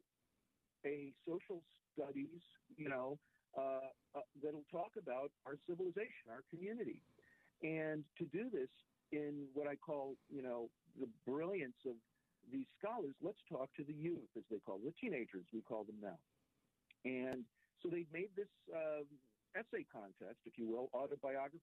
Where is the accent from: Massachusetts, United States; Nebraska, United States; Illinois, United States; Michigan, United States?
Illinois, United States; Chicago; also born or lived in New York; I was raised in Chicago